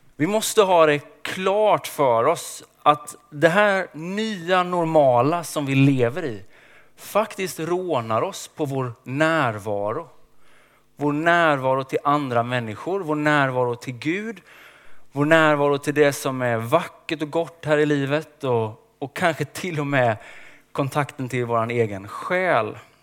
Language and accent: Swedish; Småland, Sweden; Jag är uppväxt i skogen i Småland